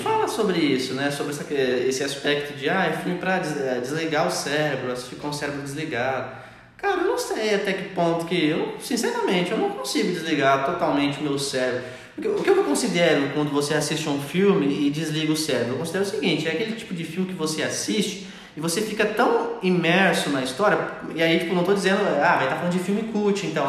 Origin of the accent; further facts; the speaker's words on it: Brazil; nós somos brasileiros